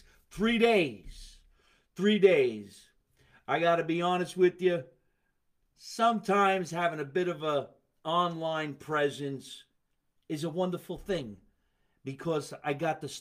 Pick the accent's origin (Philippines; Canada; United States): United States; Scotch Plains, New Jersey; here in my hometown, Scotch Plains, New Jersey.